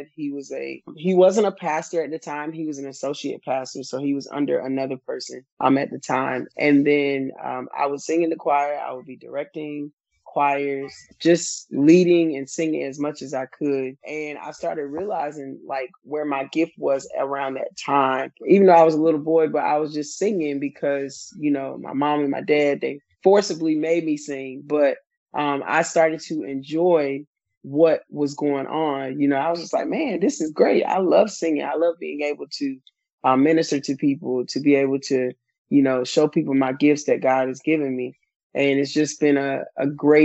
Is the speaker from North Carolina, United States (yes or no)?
yes; Goldsboro, North Carolina, United States; now in New York, United States; currently I live in New York, but I'm originally from Goldsboro, North Carolina